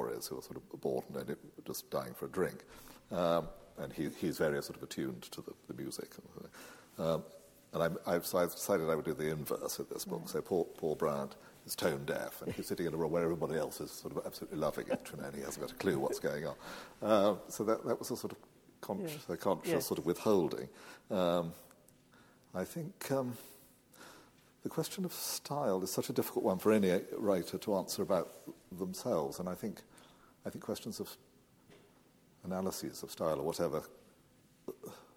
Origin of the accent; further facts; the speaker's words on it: England, United Kingdom; I do feel profoundly attached to my native land